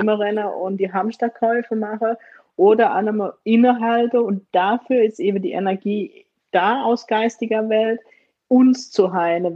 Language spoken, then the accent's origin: German; Germany; Aber ich bin in Deutschland geboren